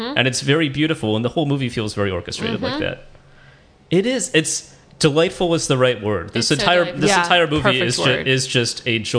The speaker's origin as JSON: {"language": "English", "town": "Los Angeles", "region": "California", "country": "United States", "tie": "born or raised there", "said": "And look, LA is my hometown."}